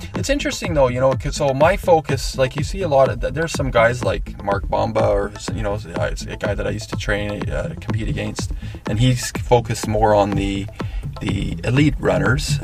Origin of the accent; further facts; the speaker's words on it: Okanagan, British Columbia, Canada; I grew up racing in the Okanagan